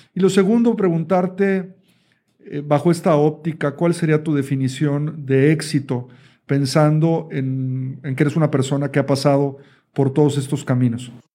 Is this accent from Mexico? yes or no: yes; Mexico; como decimos en México